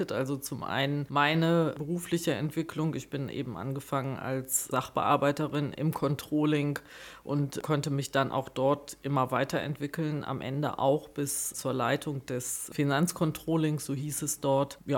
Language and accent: German; North Rhine-Westphalia, Germany; Ja, ich komme gebürtig aus Nordrhein-Westfalen, aus Ostwestfalen, aus dem Kreis Herford bei